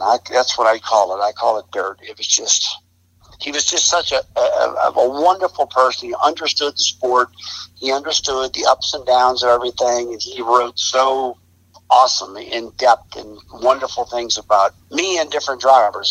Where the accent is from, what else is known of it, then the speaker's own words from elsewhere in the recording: St. Louis, Missouri, United States; moved away as an adult; also born or lived in High Point, North Carolina; I came from St. Louis, Missouri, and I was just this young guy